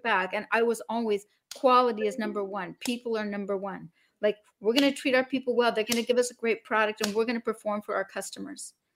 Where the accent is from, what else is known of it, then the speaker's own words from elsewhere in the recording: Salt Lake City, Utah, United States; now in Martha's Vineyard, United States; Originally, I was born in Salt Lake City, Utah.